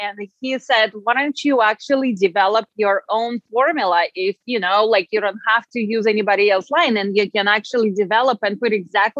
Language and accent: English; Russia; English is a second language; now in United States; I came from Russia, and in Europe, we do take care of our skin, and we take that much more seriously than I find here in the United States.